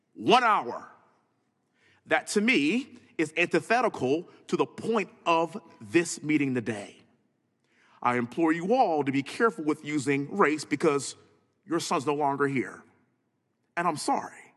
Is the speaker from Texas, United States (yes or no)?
yes; Texas, United States; born and raised in Texas, living in Houston